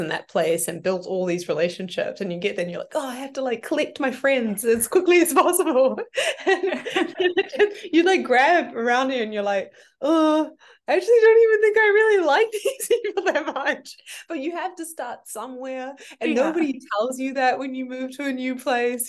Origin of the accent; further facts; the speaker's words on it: New Zealand; moved away as an adult; also born or lived in United States; I grew up there in a ski town, moved to a larger city when I was 20, 21, and then came to America just really soon after.